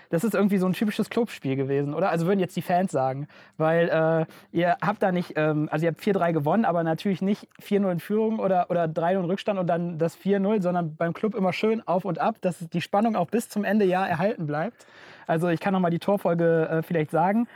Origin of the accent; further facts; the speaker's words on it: Rhineland, Germany; moved away as an adult; now in Franconia, Germany; ich komme eigentlich aus dem Rheinland und äh, ähm, bin hier nach Franken gezogen zum Studieren